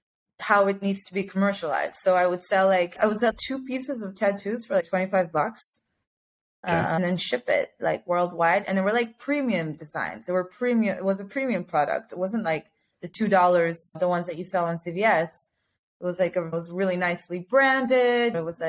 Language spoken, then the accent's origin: English; Israel; I'm from Israel.